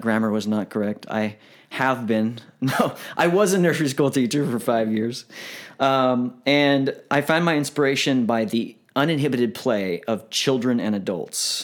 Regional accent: Galveston, Texas, United States; I was born in Texas

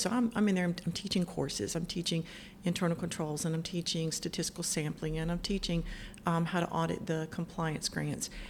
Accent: Cove City, North Carolina, United States; I grew up on a farm um, in Route 1 Cove City. That's right outside of New Bern

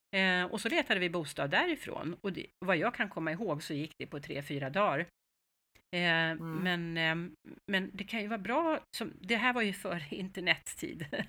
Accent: Stockholm, Stockholm County, Sweden; also born or lived in Mallorca, Spain; vi är ju stockholmare

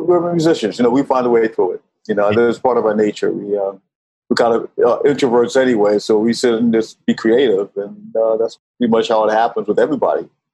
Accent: New York, United States; moved away as an adult; also born or lived in Washington, D.C.; now in Venice, Italy; I grew up in New York. Uh, I was born in DC. I, I moved up to New York when I was about uh, eight, nine years old.

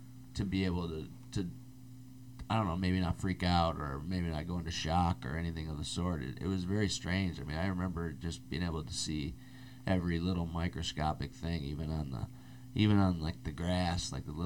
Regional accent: Midwest, United States; moved away; I'm from the Midwest

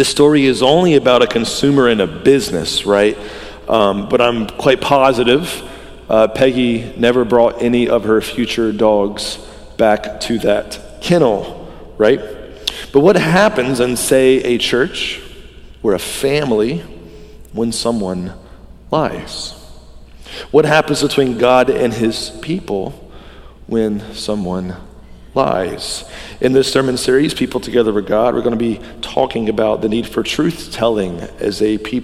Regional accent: the Bible Belt, Southern United States, United States; I grew up in the Bible Belt

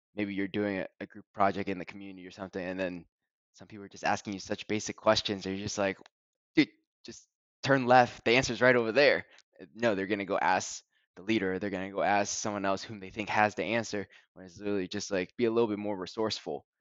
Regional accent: University of Delaware town, United States; I grew up in the University of Delaware town

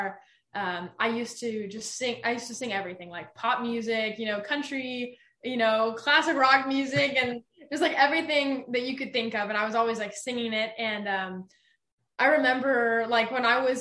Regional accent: Southern California, United States; I was born and raised in Southern California

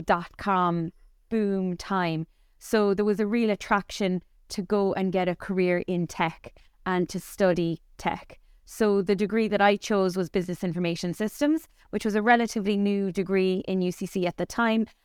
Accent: Cork, Munster, Ireland; grew up here in Cork, but my family is all from the west of Ireland, from Mayo and Sligo. So, to Cork people, we were actually considered blow-ins, even though myself and my three brothers were all born and reared in Cork

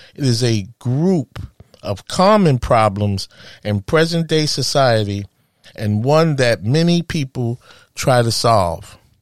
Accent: New York City, New York, United States; a woman from Harlem, USA, my hometown

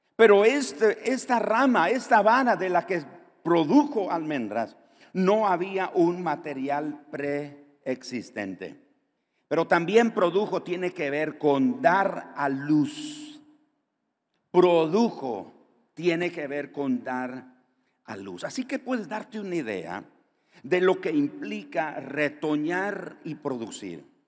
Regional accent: Nicaragua; Muchos nicaragüenses han tenido que salir de nuestro país

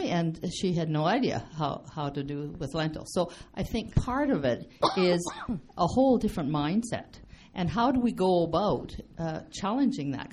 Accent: Saskatchewan, Canada; moved away; we come from Saskatchewan originally

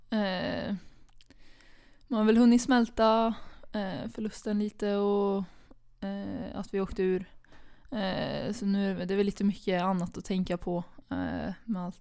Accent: Karlstad, Värmland, Sweden; Eh, Karlstad, Skåre.

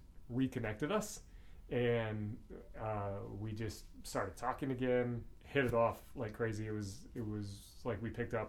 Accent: Northwest Iowa, United States; also born or lived in Huron, South Dakota / Redfield, South Dakota; We moved there when I was in first grade

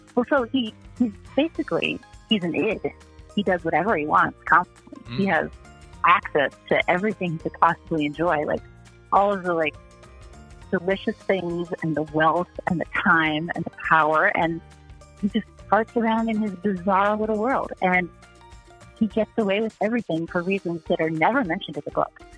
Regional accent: Akron, Ohio, United States; growing up in Akron, Ohio in the 80s

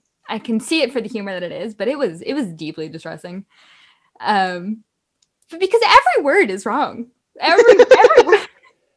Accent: Canada; I am Canadian

